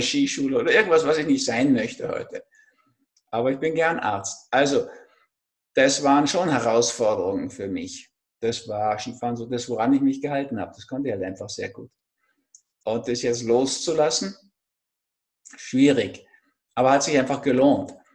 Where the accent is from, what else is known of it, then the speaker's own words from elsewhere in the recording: Berlin, Germany; now in Austria; ich bin in Berlin im Osten zwar geboren